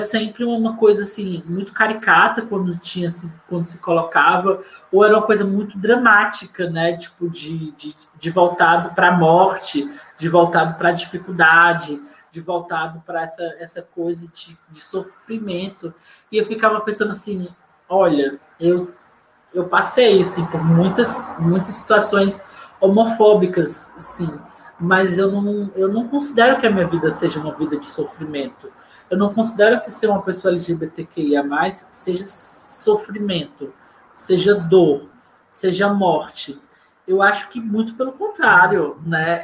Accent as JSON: {"language": "Portuguese", "town": "Fortaleza", "region": "Ceará", "country": "Brazil", "tie": "born or raised there", "said": "eu cresci, nasci e cresci na Maraponga"}